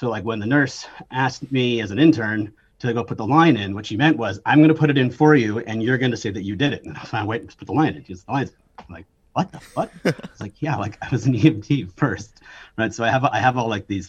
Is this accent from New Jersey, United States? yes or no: no; Connecticut, United States; I was trying to get into UConn because I was from Connecticut